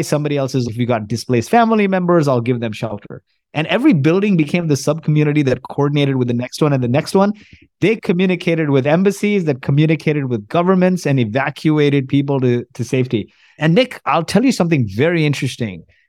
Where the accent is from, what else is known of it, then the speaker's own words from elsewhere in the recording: Kuwait; moved away; also born or lived in Canada / New Jersey; I was born in Kuwait. My parents are from India.